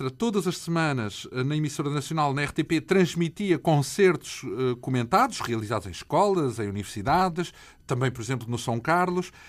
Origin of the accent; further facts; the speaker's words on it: Lisbon, Portugal; Sou de Lisboa também.